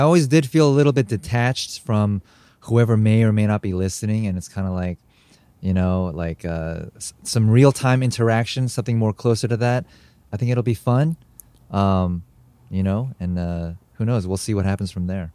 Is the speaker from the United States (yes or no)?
yes; United States; also born or lived in Korea / Japan; as a Korean American, I, I grew up mainly in America